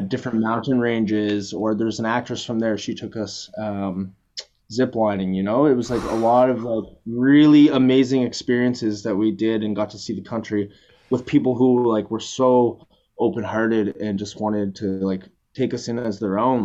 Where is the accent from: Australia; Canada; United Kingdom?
Canada; we're both both from Canada, Halifax and Toronto